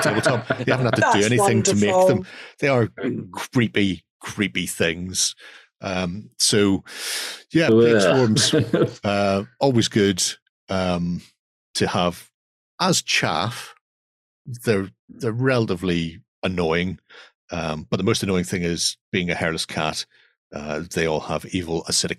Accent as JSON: {"language": "English", "country": "Ireland", "said": "being Irish"}